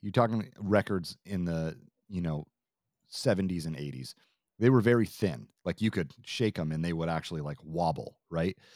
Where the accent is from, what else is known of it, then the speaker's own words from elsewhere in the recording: Vermont, United States; moved away; I'm originally from Vermont